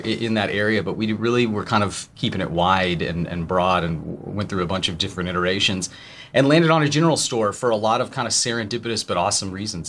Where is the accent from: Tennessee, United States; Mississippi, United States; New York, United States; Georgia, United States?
Tennessee, United States; also born or lived in Chicago; I'm from Tennessee